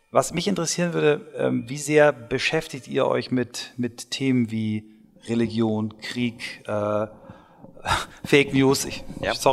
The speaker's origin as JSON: {"language": "German", "country": "Germany", "said": "wir als Deutsche ja doch echt eine spezielle Beziehung Klar. haben"}